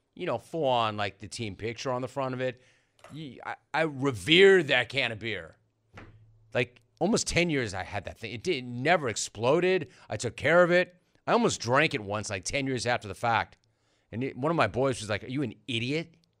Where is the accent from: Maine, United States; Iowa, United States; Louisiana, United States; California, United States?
California, United States; Los Angeles; growing up in Los Angeles, I was always all about the Dodgers, the Lakers